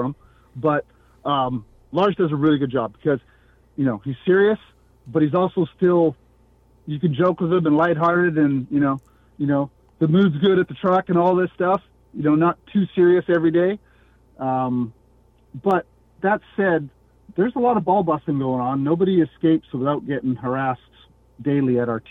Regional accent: Canada; being Canadian

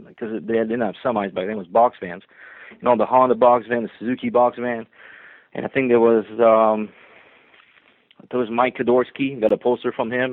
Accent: Quebec, Canada; born or raised there; first language French; English is a second language; moved away as an adult; also born or lived in Vermont / Ontario

